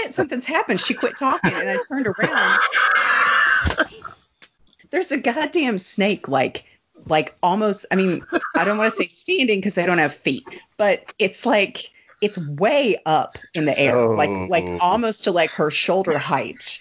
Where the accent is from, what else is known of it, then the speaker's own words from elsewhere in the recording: the South, United States; as a Southerner